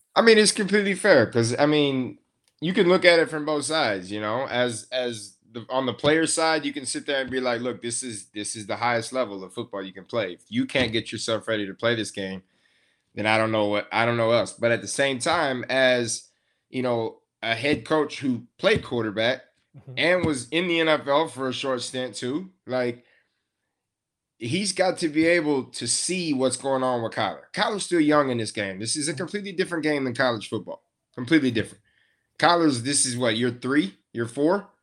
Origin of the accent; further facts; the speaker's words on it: West Texas, United States; I'm from West Texas